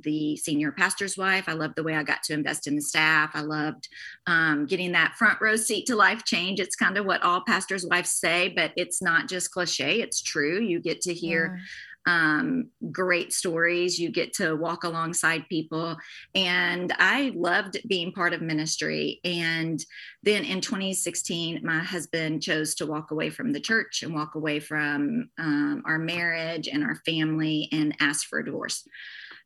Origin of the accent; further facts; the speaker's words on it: the South, United States; also born or lived in Morgantown, Kentucky; I grew up in the South and there's a church on every corner